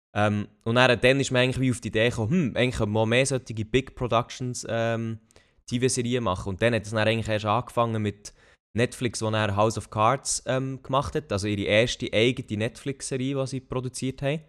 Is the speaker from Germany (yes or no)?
no; Switzerland; als Schweizer Bürger